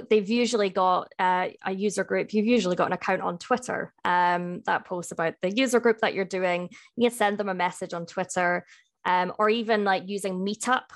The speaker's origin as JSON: {"language": "English", "town": "Edinburgh", "region": "Scotland", "country": "United Kingdom", "moved": "yes", "lives_now": "Cardiff, United Kingdom", "said": "I am based in Cardiff, uh, but I'm from Edinburgh"}